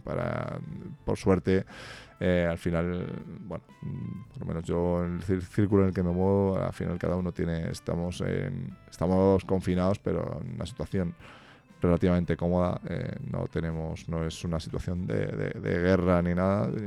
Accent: Spain; aquí en España, bueno, que vivo aquí en mi país

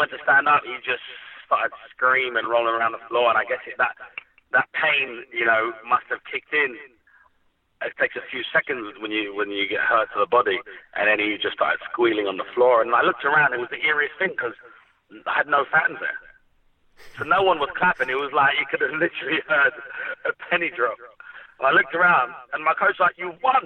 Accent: Hounslow, London, United Kingdom; I grew up in Hounslow.

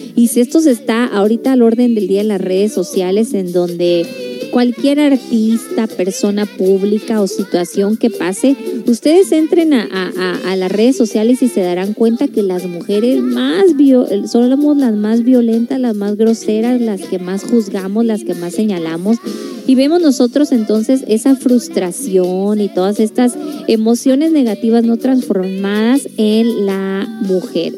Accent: La Paz, Baja California Sur, Mexico; yo también soy norteñita, yo soy de La Paz, Baja California

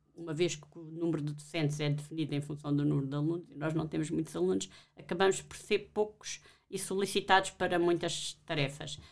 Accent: Alentejo, Portugal; moved away; Eu não sou de Lisboa, sou do Alentejo

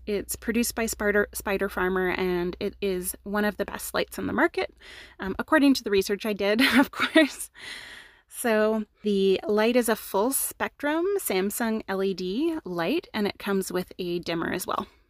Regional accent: Canada; we're Canadian

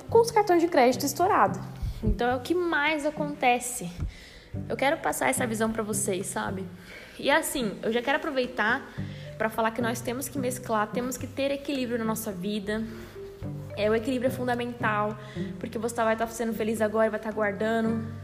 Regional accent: São Paulo, Brazil; Mas eu sou de São Paulo

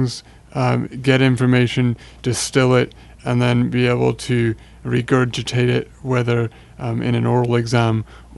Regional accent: Virginia, United States; moved away as an adult; also born or lived in England; now in Greenville, United States; I'm originally from Virginia, but like to think of England as my adopted home.

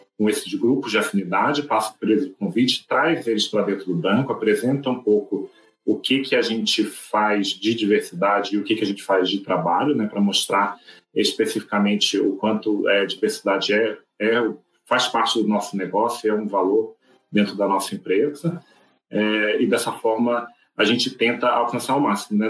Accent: Rio de Janeiro, Brazil; moved away as an adult; now in São Paulo, Brazil; eu sou carioca, e moro em São Paulo há quatro anos

